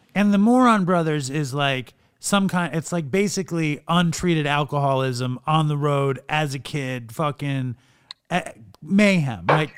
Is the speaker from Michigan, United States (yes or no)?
no; New York, United States; moved away as an adult; also born or lived in Los Angeles; I'm from New York, but I wound up living in LA for years